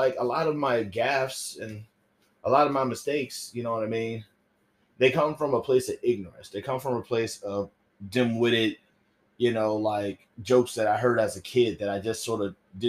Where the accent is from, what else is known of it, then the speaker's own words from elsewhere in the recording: the South, United States; growing up in the South, I had to have a specific religion